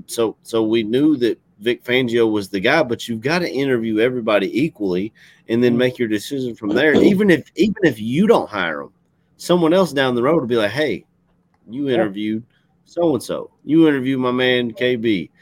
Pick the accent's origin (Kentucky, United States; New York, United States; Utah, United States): Kentucky, United States; accent: Southern, Kentucky